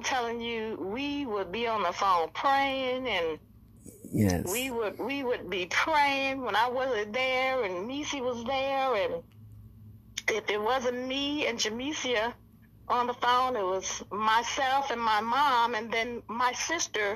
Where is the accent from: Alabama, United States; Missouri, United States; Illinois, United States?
Illinois, United States; Joliet; two young girls from Joliet, Illinois, a prison town where people would say, you say, I'm from Joliet.